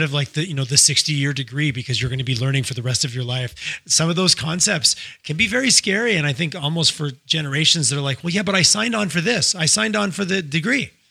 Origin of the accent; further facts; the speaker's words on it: Montreal, Quebec, Canada; also born or lived in Toronto; now in Calgary, Canada; I grew up I grew up in Montreal and I spent lots of time in Toronto